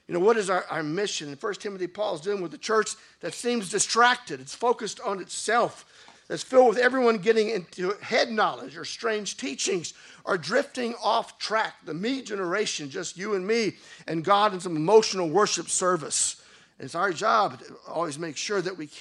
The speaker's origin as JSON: {"language": "English", "country": "United States", "tie": "born or raised there", "moved": "yes", "said": "where I grew up in the United States, they'd always be dancing at the end of every wedding"}